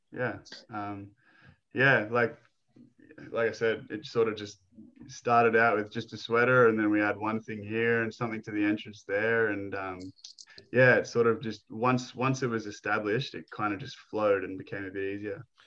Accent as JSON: {"language": "English", "country": "Australia", "said": "I'm Aussie."}